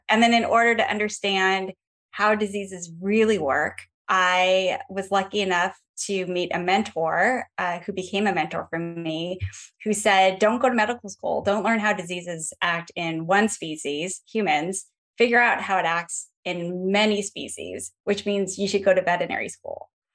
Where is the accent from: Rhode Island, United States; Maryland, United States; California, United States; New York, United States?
California, United States; Los Angeles; also born or lived in Atlanta, Georgia; now in San Diego, United States; I grew up in Los Angeles and Chatsworth.